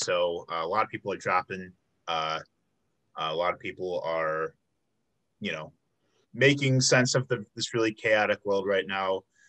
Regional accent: suburbs of Chicago, Illinois, United States; moved away as an adult; now in Milwaukee, United States; I'm actually from the suburbs of Chicago. So I'm from Illinois and I came up here 7 years ago for UWM as well.

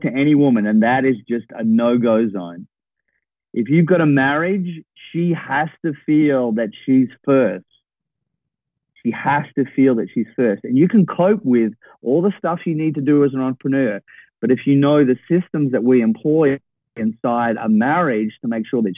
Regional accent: Perth, Western Australia, Australia; moved away as an adult; also born or lived in Melbourne; I came from Perth, which is a town a bit like Dallas or Houston.

